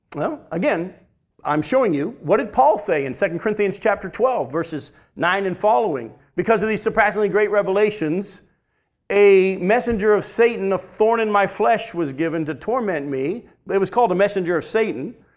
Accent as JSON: {"language": "English", "region": "New Hampshire", "country": "United States", "tie": "born or raised there", "said": "that's the kind of church I was raised in up in New Hampshire"}